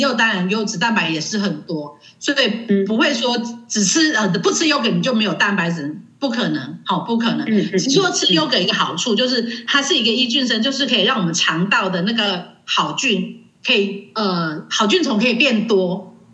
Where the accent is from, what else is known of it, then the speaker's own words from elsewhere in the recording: Taiwan; 我们生在这个宝岛真的是很幸福的